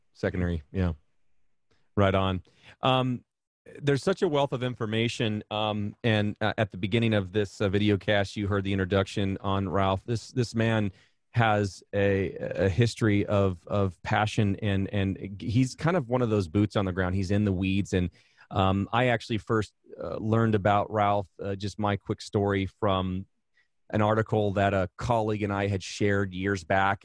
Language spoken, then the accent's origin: English; Arizona, United States; I hail from Arizona